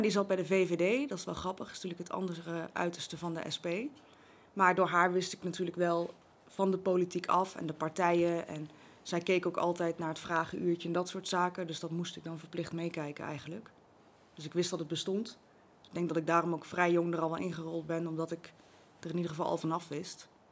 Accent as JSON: {"language": "Dutch", "town": "Zevenaar", "region": "Gelderland", "country": "Netherlands", "tie": "born or raised there", "lives_now": "Babberich, Netherlands", "said": "Ik ben geboren in Zevenaar, grappig genoeg op het Raadhuisplein, recht tegenover het oude gemeentehuis."}